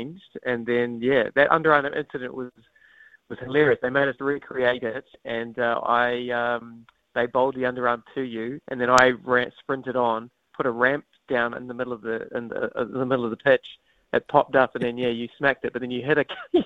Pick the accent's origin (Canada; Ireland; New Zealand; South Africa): New Zealand; Wellington; moved away; I'm originally from Wellington, so I just really wanted him to experience how I grew up watching rugby